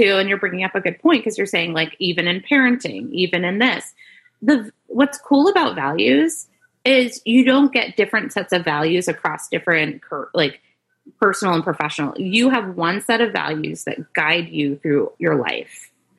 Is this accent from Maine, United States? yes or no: yes; Maine, United States; I grew up in Maine, like gotcha. In a rural community. I wasn't a city girl.